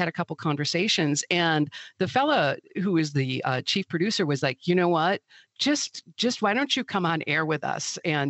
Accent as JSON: {"language": "English", "town": "Milwaukee", "region": "Wisconsin", "country": "United States", "tie": "born or raised there", "said": "I grew up in Milwaukee, in the city, and like so many kids, of my era, I got sent to the farm every summer."}